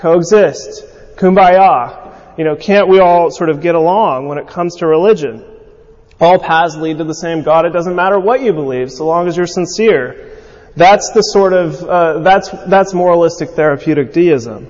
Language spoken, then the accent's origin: English; California, United States; growing up in California